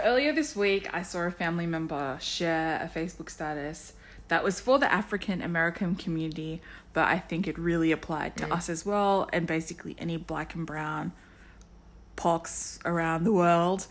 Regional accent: Sydney, New South Wales, Australia; I'm from Harris Park in Parramatta.

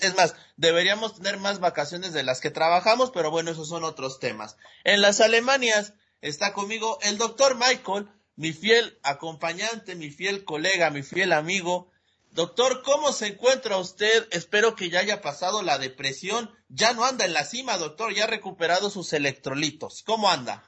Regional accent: Puebla, Mexico; como poblano

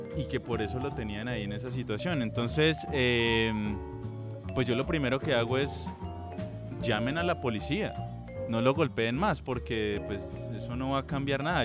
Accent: Cali, Valle del Cauca, Colombia; yo como caleño hago parte de esos caleños

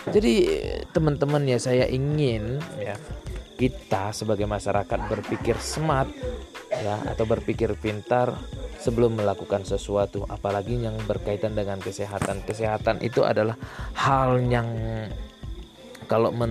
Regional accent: Aceh, Indonesia; pengobatan-pengobatan di kampung saya sendiri ya di kampung saya di Aceh itu biasanya ketika pengobatan itu diadakan di bukan di lembaga pemerintahan

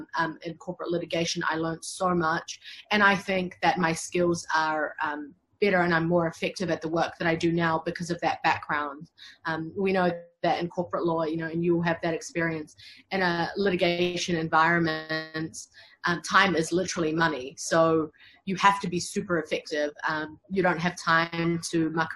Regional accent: New Zealand; build myself up as a lawyer in my home country

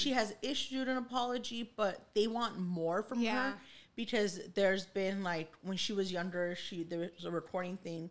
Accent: Los Angeles, California, United States; we grew up in East LA and I had a lot of, you know, black kids in school

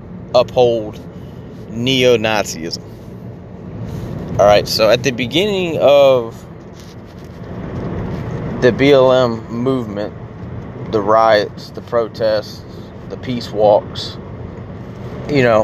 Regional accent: United States; America, which is where I'm from

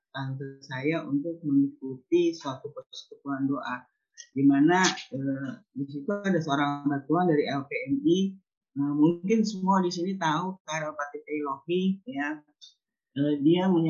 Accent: Tomohon, North Sulawesi, Indonesia; now in Jakarta, Indonesia; ketika saya uh, move ya dari dari uh, kampung halaman saya dari uh, Manado Tomohon ke Jakarta.

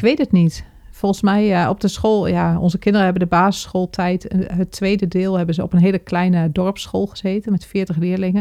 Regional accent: IJsselmuiden, Overijssel, Netherlands; moved away as an adult; also born or lived in Zwolle; Ik ben in IJsselmuiden geboren, dat is gemeente Kampen.

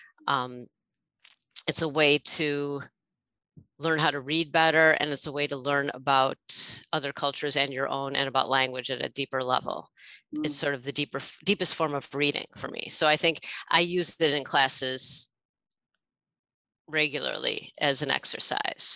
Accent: Chicago, Illinois, United States; now in Louisville, United States; the neighborhood where I grew up in Chicago

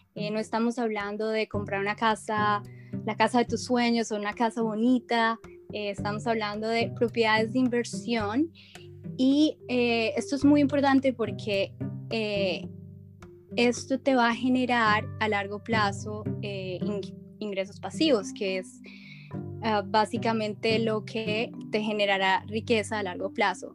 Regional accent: Bogotá, Colombia; moved away as an adult; now in United States; soy originalmente de Colombia, eh, soy bogotana

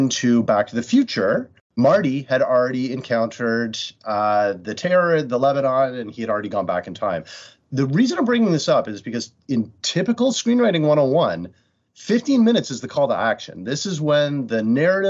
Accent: Canada; I'm Canadian

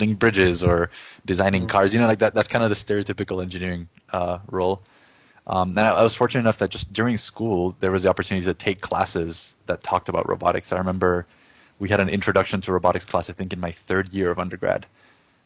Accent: Jamaica; English is a second language; moved away as an adult; also born or lived in Chile / upstate New York, United States; now in United States; I was born in Chile in South America. And when I was about 8 or 9 years old, I moved to Jamaica, which is where I did my high schooling. And that's also where I learned English

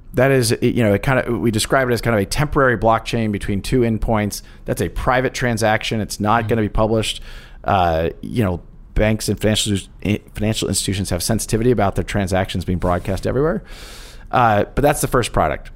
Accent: Kansas, United States; moved away; I grew up actually in the Midwest in Kansas

